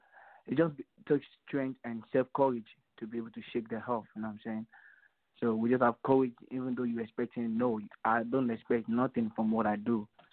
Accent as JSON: {"language": "English", "region": "Lagos", "country": "Nigeria", "moved": "as an adult", "lives_now": "Texas, United States", "said": "We are from Lagos, Nigeria, which is West Africa. We came into the United States 6 years ago."}